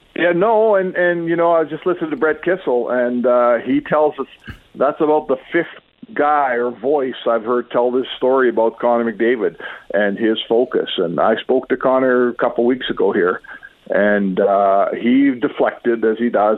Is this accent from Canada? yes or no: yes; Edmonton, Alberta, Canada; when I was growing up in the West End.